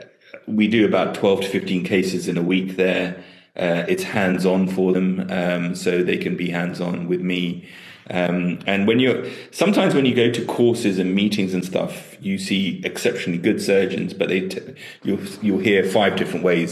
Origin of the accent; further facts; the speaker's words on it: Tanzania; now in United Kingdom; I was born in Tanzania